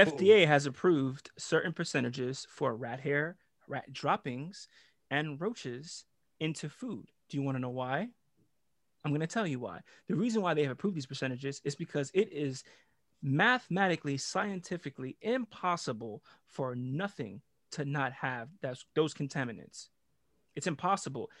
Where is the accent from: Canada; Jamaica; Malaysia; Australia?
Jamaica; I'm Jamaican too